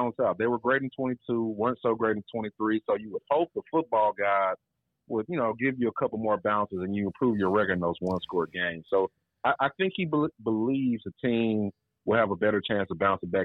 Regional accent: Memphis, Tennessee, United States; now in Fort Worth, United States; I'm from Memphis

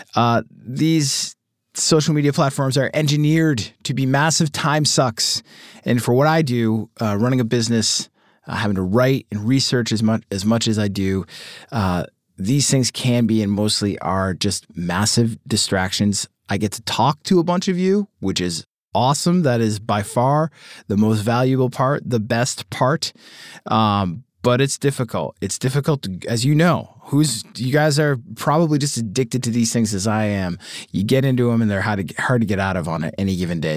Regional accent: Boston, Massachusetts, United States; I'm from Boston

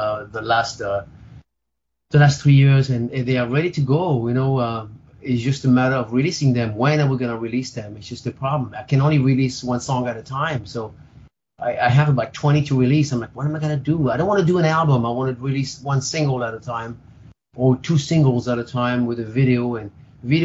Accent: Spain; moved away; also born or lived in France; My dad was Spanish, from Spain. I grew up in Spain, actually. I grew up in France and Spain

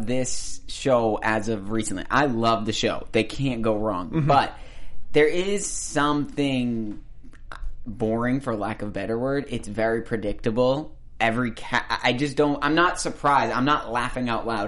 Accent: the South, United States; accent: southern; my southern accent.

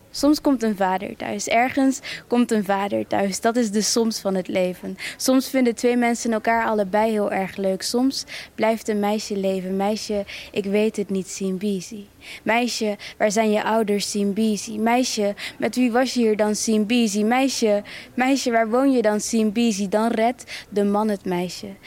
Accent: Rwanda; op de basisschool wist van ja, ik kom uit Rwanda. En je weet ook dat je Rwandees bent. En je weet ook dat je, dat je Kinyarwanda spreekt, et cetera.

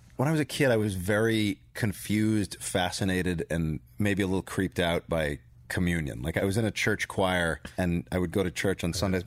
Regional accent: Kent, Connecticut, United States; I was born in Kent, Connecticut

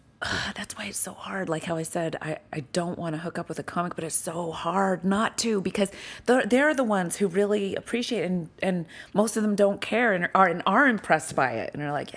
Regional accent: Utah, United States; No, or? I grew up in Utah.

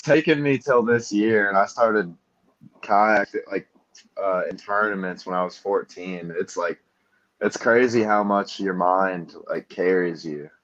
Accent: Fort Wayne, Indiana, United States; I'm from Fort Wayne, Indiana.

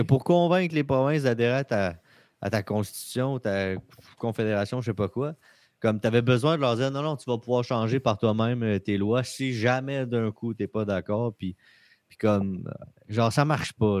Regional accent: Quebec, Canada; en tant que Québécois

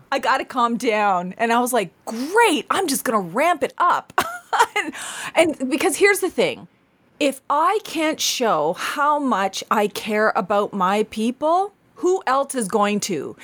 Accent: Canada; I'm Indian, Mi'kmaq

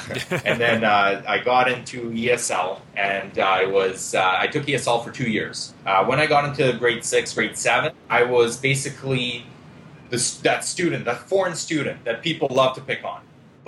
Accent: Israel; moved away; also born or lived in Lithuania; So basically, I was born in Lithuania. 4 years old, I moved to Israel. In Israel, we moved to Israel because we're Jewish.

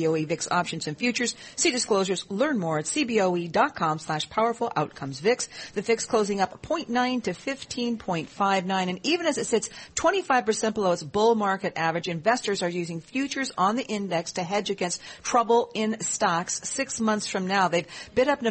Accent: Olympia, Washington, United States; I'm from Olympia, Washington

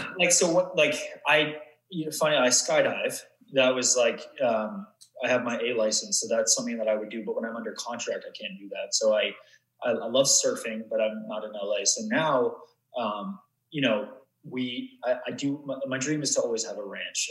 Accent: Vancouver, British Columbia, Canada; I grew up in Vancouver or just uh, just outside

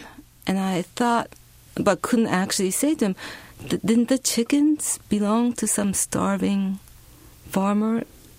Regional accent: Japan; English is a second language; So when I was growing up in Japan, we didn't speak English.

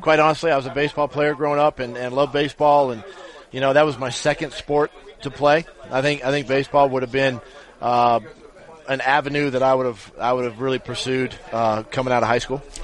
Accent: Ferndale, Washington, United States; growing up in Washington State

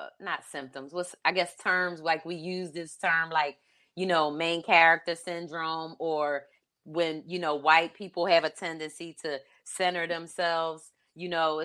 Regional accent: Philadelphia, Pennsylvania, United States; my hometown of Philly

